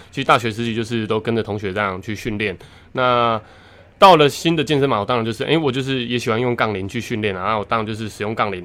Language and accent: Chinese; Taitung, Taitung County, Taiwan; 我是台东人啊，那我们台东的体育场啊，其实就是绕着那个台东大学体育系的系馆旁边